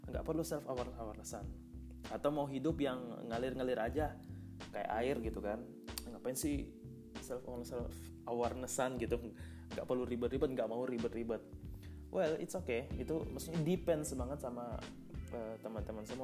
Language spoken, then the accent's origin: Indonesian; Bone, South Sulawesi, Indonesia; also born or lived in Tangerang; now in Bandung, Indonesia; by the way saya asli Eh, Bone ya Sulawesi Selatan, kuliah di Tangerang dan sekarang ada di Bandung.